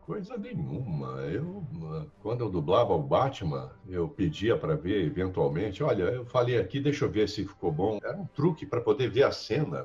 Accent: Belo Horizonte, Minas Gerais, Brazil; moved away; mineiro, nascido, criado em Belo Horizonte

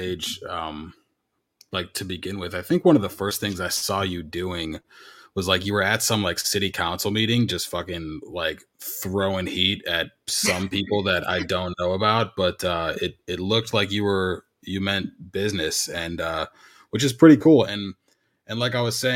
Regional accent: Illinois, United States; I grew up in Illinois

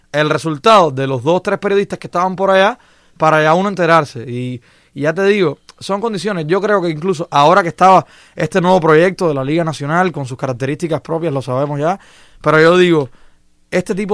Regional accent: Matanzas, Cuba; lo digo por mi zona de donde yo vengo. Cuando en Matanzas, hasta el año 2012, la, la, infraestructura con la que cubría el béisbol era prácticamente invisible.

